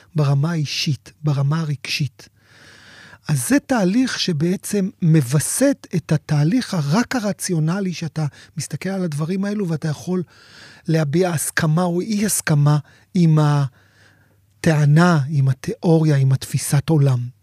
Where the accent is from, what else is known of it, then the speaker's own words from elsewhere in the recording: Sderot, Southern District, Israel; אני יליד שדרות, והמשפחה שלי גרה בשדרות